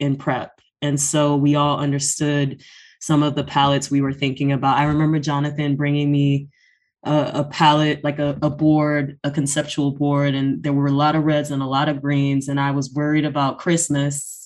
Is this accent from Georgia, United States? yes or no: yes; Atlanta, Georgia, United States; born and raised in Atlanta, Georgia